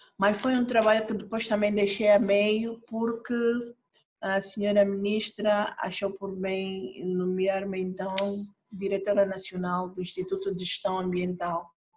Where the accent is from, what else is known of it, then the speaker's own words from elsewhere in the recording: Angola; Sou angolana